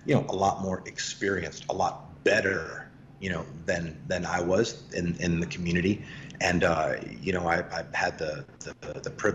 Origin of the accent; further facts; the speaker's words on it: Boston, Massachusetts, United States; I'm from Boston, born and raised